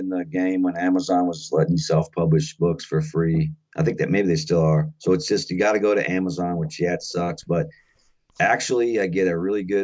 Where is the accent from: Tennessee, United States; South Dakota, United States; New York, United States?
South Dakota, United States; It's my home state, but I grew up the east side of the river, more of the eastern part of the state.